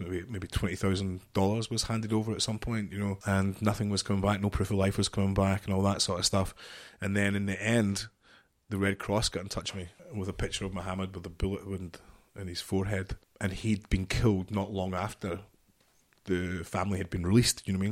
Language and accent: English; just outside Glasgow, Scotland, United Kingdom; I'm from Scotland, just outside Glasgow